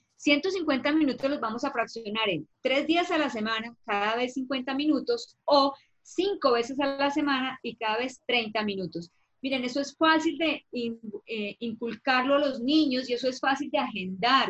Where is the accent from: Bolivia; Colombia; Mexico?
Colombia; en mi país que es Colombia